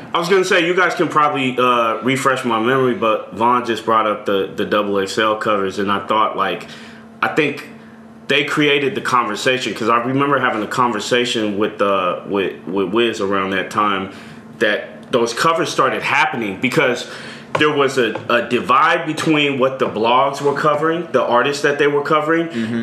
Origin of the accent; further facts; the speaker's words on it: Richmond, California, United States; also born or lived in Orinda, California; I grew up in the East Bay my whole life